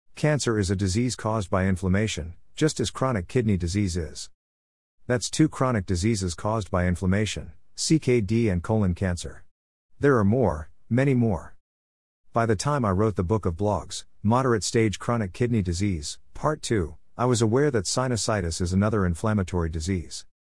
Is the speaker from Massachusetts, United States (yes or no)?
no; New York, United States; Growing up in New York